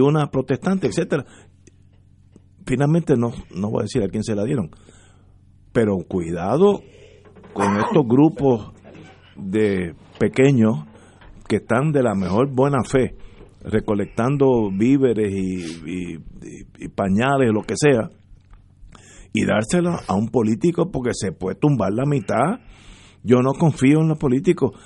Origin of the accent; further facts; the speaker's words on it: Puerto Rico; Todos somos puertorriqueños